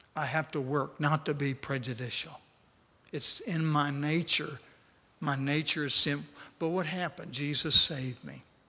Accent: West Texas, United States; I grew up in West Texas

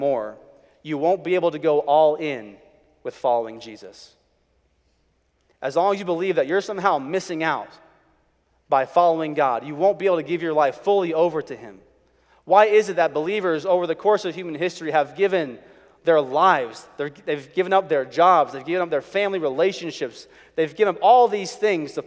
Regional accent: Chicago, Illinois, United States; I was growing up in Chicago. My dad was a pastor

